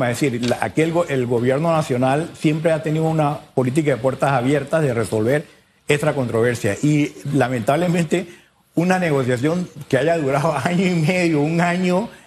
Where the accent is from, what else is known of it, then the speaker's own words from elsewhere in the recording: Panama; Porque todos somos panameños.